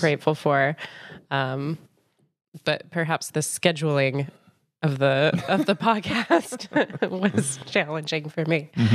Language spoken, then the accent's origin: English; Boulder, Colorado, United States; moved away as an adult; now in Chicago, United States; I'm originally from Boulder, Colorado, uh, which I'm pretty proud of. So I'm a mountain, mountain girl